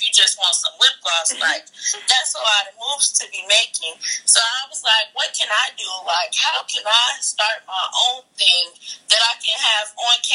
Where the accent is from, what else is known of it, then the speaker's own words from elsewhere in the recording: Chicago, Illinois, United States; I'm from Chicago